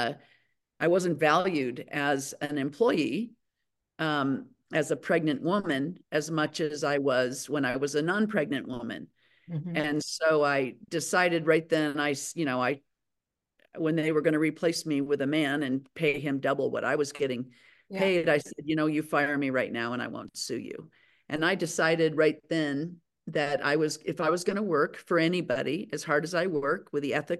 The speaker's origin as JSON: {"language": "English", "town": "Aspen", "region": "Colorado", "country": "United States", "tie": "born or raised there", "said": "I'm born and raised in Aspen, Colorado"}